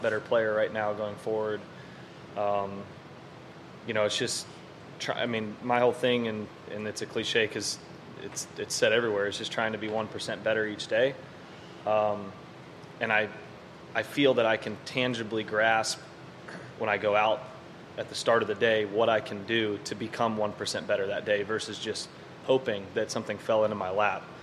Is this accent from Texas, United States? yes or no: yes; Dallas, Texas, United States; born or raised there